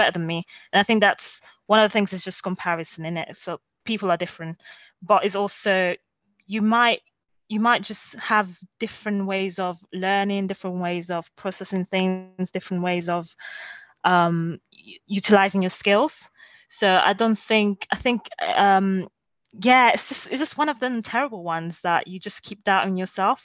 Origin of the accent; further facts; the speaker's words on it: Rome, Lazio, Italy; also born or lived in Nigeria (ancestry); now in London, United Kingdom; I grew up for a large part of my formative years. I grew up in Rome.